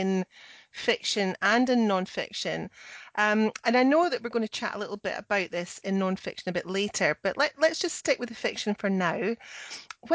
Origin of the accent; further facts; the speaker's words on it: Scotland, United Kingdom; I'm the Scottish one.